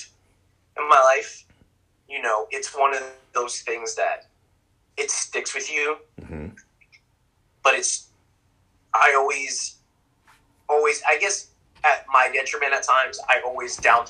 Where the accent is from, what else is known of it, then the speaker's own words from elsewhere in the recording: New York City, New York, United States; also born or lived in Yonkers, New York; was born in 83 in Bronx, New York